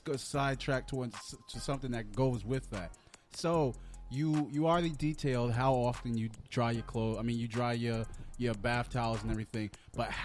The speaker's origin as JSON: {"language": "English", "country": "Jamaica", "said": "I'm Jamaican."}